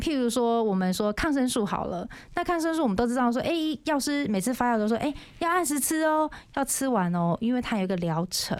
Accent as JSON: {"language": "Chinese", "region": "Yilan County", "country": "Taiwan", "accent": "Yilan accent", "moved": "as an adult", "lives_now": "Keelung, Taiwan", "said": "因为我本身是宜兰人嘛"}